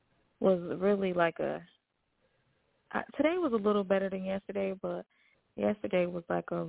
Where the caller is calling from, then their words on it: New York, United States; calling from New York.